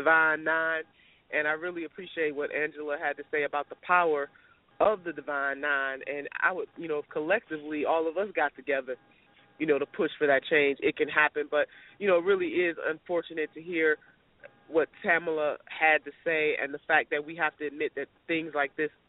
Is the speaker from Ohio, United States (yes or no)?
yes; Cleveland, Ohio, United States; I still am from Cleveland, Ohio